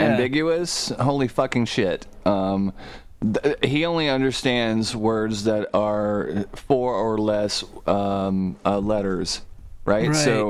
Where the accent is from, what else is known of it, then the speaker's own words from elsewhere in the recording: Soddy-Daisy, Tennessee, United States; I'm from Soddy fucking Daisy, Tennessee, man.